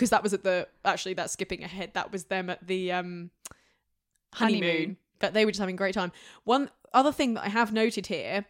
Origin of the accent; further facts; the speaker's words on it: Utah, United States; I grew up in Utah, which you might know as a Mormon place, but I had a great family.